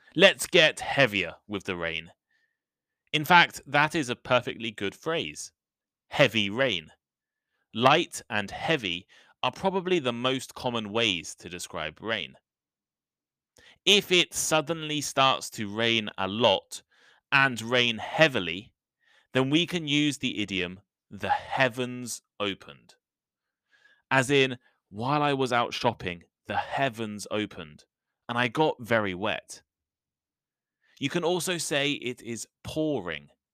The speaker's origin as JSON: {"language": "English", "country": "United Kingdom", "said": "the U K, my home country"}